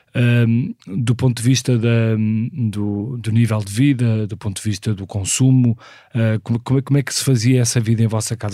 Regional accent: Porto, Norte, Portugal; nasci no Porto em 1976

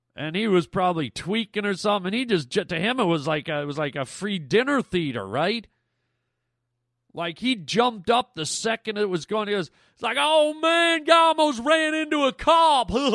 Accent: Canada; I'm Canadian

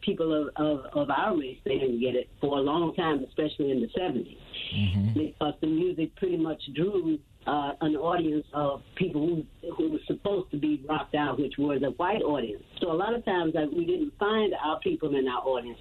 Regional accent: the South, United States; now in Atlanta, United States; As a Southerner, I cook vegetarian Southern style.

